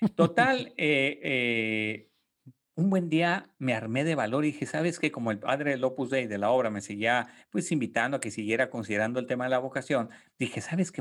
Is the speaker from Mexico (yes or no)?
yes; Tijuana, Baja California, Mexico; moved away as an adult; also born or lived in Monterrey, Mexico; now in San Antonio, United States; Yo nací en Tijuana, en, en Baja California, este, crecí en una familia con cinco hermanos